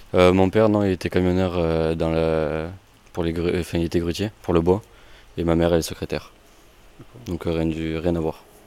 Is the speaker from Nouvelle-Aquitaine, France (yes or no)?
yes; Saint-Paul-en-Born, Nouvelle-Aquitaine, France; je suis de Saint-Paul-en-Borne, à côté de Mimizan